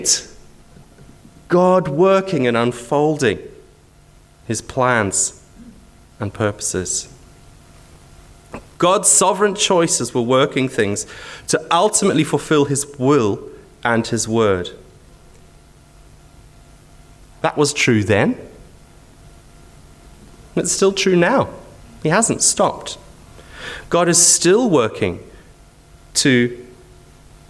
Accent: Zimbabwe; now in Wisbech, United Kingdom; I'm from Wisbech because I live there, but I was born in Zimbabwe, halfway around the world.

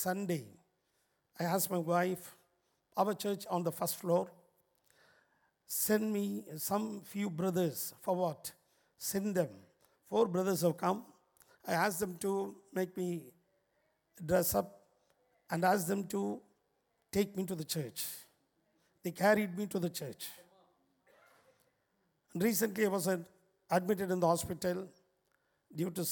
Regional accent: Chennai, Tamil Nadu, India; I'm coming from India, Chennai, where St. Thomas was martyred in our city

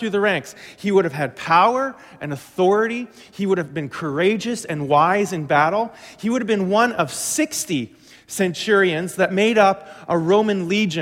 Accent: Glenlea, Manitoba, Canada; my farm that I grew up on was in Glen Lee, right on Highway 75

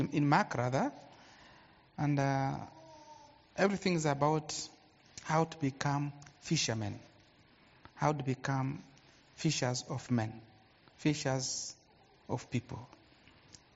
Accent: Goma, North Kivu, DR Congo; I'm from Congo, that's Goma.

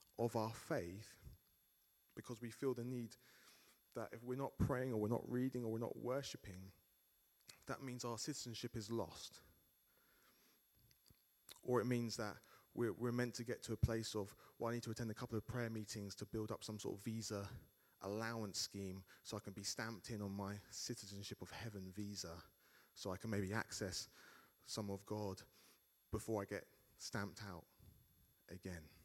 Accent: United Kingdom; I'm a British citizen

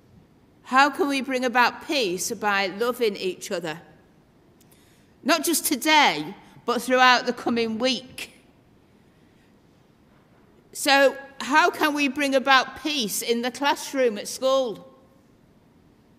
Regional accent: Doncaster, Yorkshire and the Humber, United Kingdom; moved away; I'm originally from Yorkshire, from Doncaster

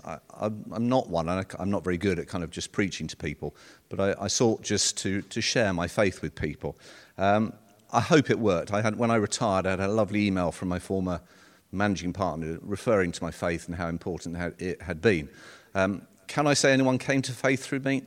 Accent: London, United Kingdom; moved away as an adult; I was born in North London, um, and I lived there until I was eighteen.

